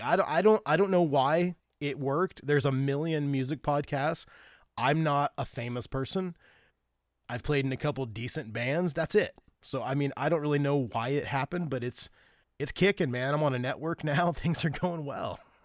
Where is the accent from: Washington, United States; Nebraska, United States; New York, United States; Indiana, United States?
Indiana, United States; Grant County; moved away as an adult; also born or lived in Alabama / Jamaica; We grew up literally a few miles apart